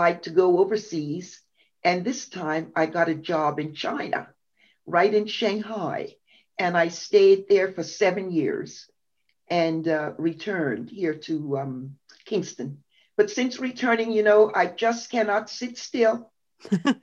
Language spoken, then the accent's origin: English; Bermuda; I was born in Bermuda